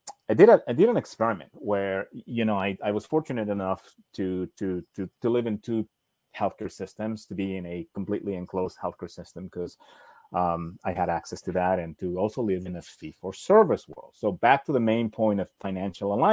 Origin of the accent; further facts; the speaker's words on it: Argentina; I was born in Argentina